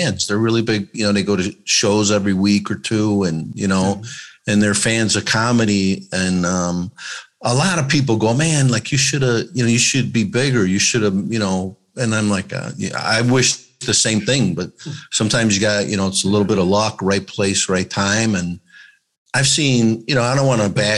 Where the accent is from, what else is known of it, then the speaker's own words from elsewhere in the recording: Chicago, Illinois, United States; first language English; I grew up in Chicago